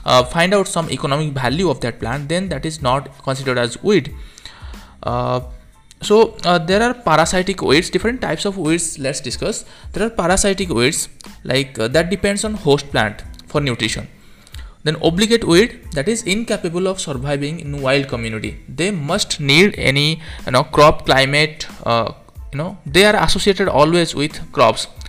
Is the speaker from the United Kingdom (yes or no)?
no; India; from India